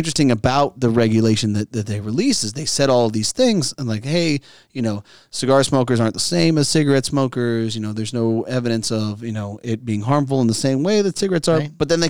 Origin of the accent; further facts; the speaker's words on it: Pinar del Río, Cuba; I'm the Spanish director of the Cuban cigar. … I am from Pinot del Rio.